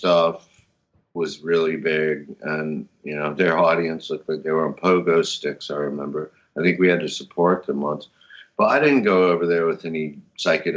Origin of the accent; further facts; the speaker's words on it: Charleston, South Carolina, United States; moved away as an adult; also born or lived in New York / London; I grew up in Charleston, South Carolina, of all places